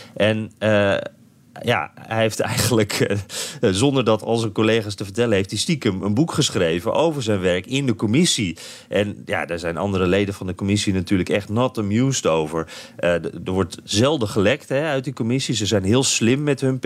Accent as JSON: {"language": "Dutch", "country": "Netherlands", "said": "wij als Nederlanders"}